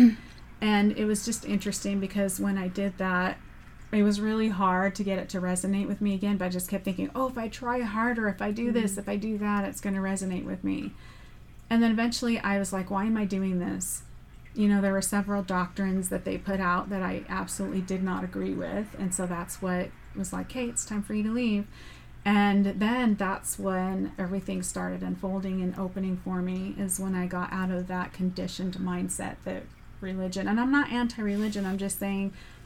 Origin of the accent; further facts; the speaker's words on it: Southern California, United States; I grew up in Southern California